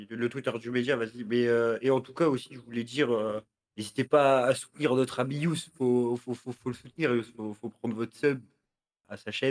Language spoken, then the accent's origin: French; Algeria; Je suis algérien, moi aussi.